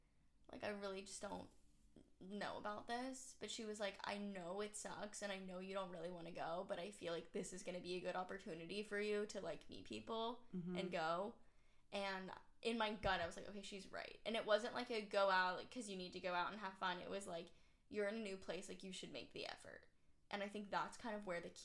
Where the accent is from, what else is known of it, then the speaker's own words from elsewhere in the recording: Atlanta, Georgia, United States; I'm from Atlanta